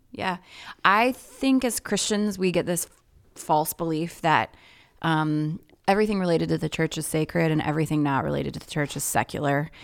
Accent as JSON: {"language": "English", "town": "Indianapolis", "region": "Indiana", "country": "United States", "tie": "born or raised there", "also_born_or_lived": "Twin Cities, Minnesota", "moved": "as an adult", "lives_now": "Minneapolis, United States", "said": "I was born and raised pretty much in Indianapolis, Indiana, and came up here for college"}